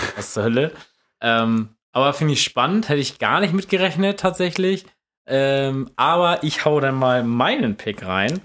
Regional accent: Germany; als, als Deutscher

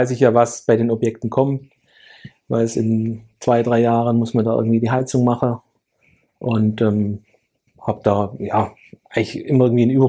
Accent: Lake Constance, Germany; ganz stark fokussiert auf äh, meine Heimatregion Bodensee.

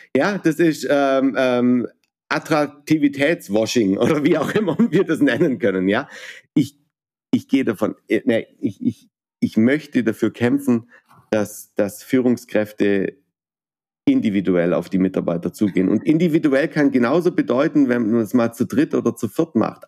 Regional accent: Baden-Württemberg, Germany; vor allem bin ich Badener

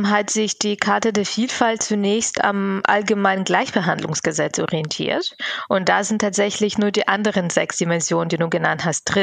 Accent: Bavaria, Germany; Und in Bayern, wo ich aufgewachsen bin, ist so eine Empfehlung bindend.

